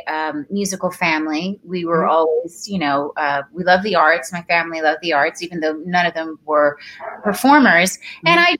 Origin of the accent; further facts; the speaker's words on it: Toronto, Ontario, Canada; moved away as an adult; also born or lived in Dar es Salaam, Tanzania; now in Los Angeles, United States; I grew up in Toronto, having moved from Tanzania